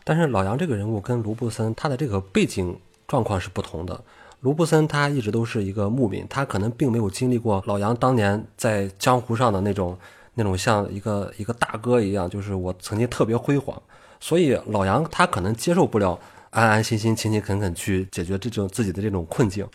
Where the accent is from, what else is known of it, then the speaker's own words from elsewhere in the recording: Ordos area, Inner Mongolia, China; 我作为在那个地区长大的一个人